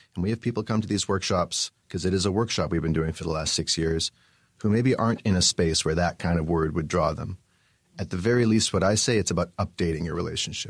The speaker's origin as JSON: {"language": "English", "town": "Vancouver", "region": "British Columbia", "country": "Canada", "tie": "born or raised there", "also_born_or_lived": "New York / Montreal", "moved": "as an adult", "said": "I was born and raised in Vancouver, British Columbia."}